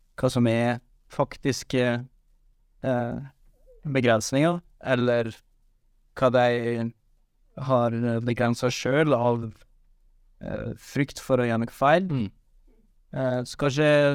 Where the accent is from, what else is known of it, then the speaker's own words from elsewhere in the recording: Western Norway, Norway; jeg er fra Vestlandet